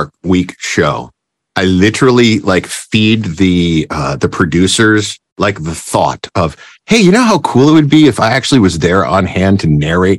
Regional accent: Chicago, Illinois, United States; I grew up in Chicago

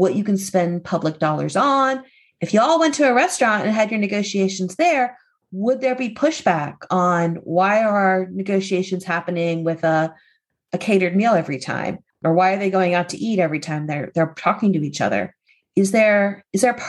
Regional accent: Hershey, Pennsylvania, United States; I grew up in a town where everybody loved Reese's peanut butter cups. I mean, maybe there was some peanut butter allergies somewhere, but I'm from Hershey, Pennsylvania.

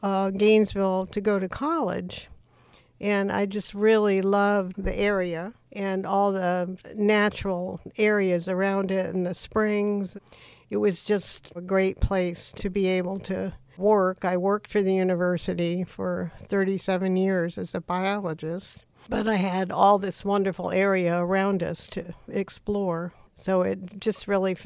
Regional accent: Panama; born there; My father was a Navy pilot, and I was born in Panama in Central America. And we moved around a lot because of his occupation in the Navy.

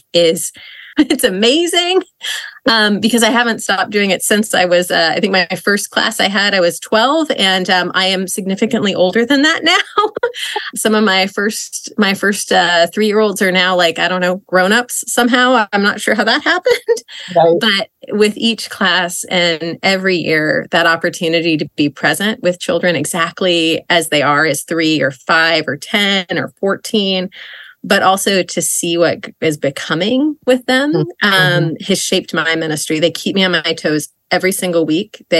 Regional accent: Idaho, United States; also born or lived in Indiana; now in Philadelphia, United States; I live and work outside of Philadelphia, but I grew up in Idaho.

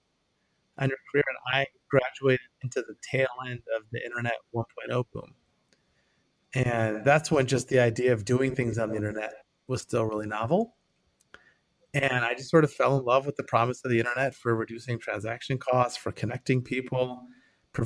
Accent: northern suburbs of Detroit, Michigan, United States; moved away as an adult; now in Bay Area, United States; I'm originally from Michigan. So I was born in the northern suburbs of Detroit. I lived there until I was 18

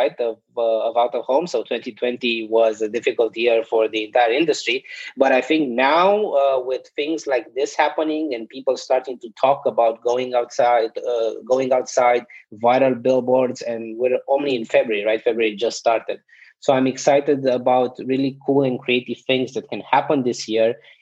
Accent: Romania; also born or lived in South Korea; now in United States; So I'm originally from Romania

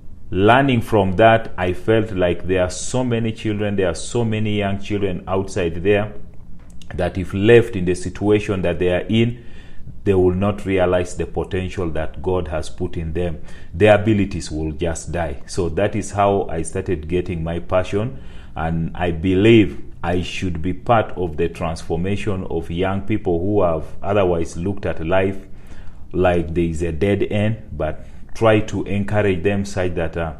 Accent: Teso sub-region, Eastern Region, Uganda; I grew up in Teso sub-region, that is in the rural place that is located in northeastern part of Uganda

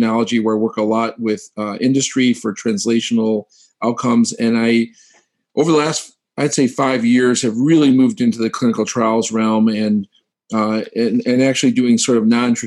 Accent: Ann Arbor, Michigan, United States; moved away as an adult; also born or lived in Pittsburgh / St. Louis; now in Cleveland, United States; I'm actually a Midwest kid. I'm from Ann Arbor, Michigan

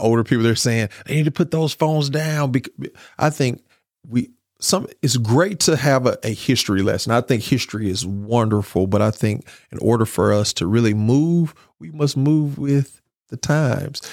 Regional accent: Grenada, Mississippi, United States; I'm from Grenada

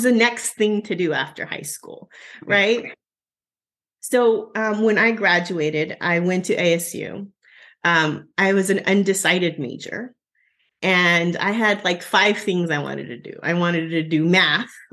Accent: Southern Arizona, United States; My hometown is about 10,000 people in Southern Arizona.

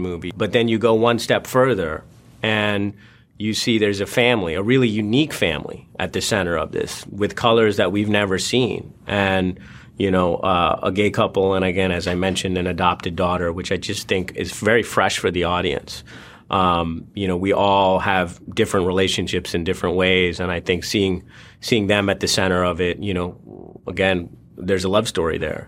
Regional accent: India; moved away; he was born in India, you know, as was

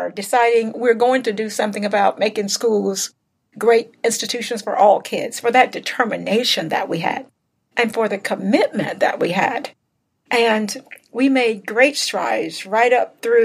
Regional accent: South Arkansas, United States; growing up in the South, in South Arkansas

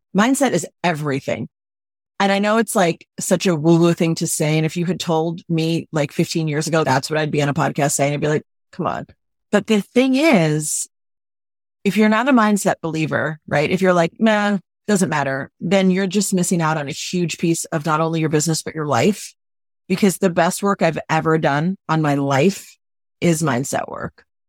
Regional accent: New York City, New York, United States; I'm from New York City. I'm direct

